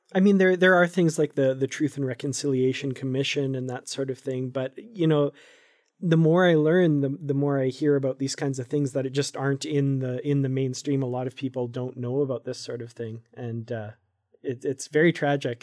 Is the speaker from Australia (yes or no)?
no; Canada; I'm from Canada